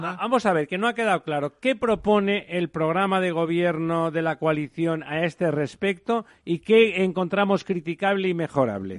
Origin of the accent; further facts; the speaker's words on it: Catalonia, Spain; now in Madrid, Spain; yo soy catalán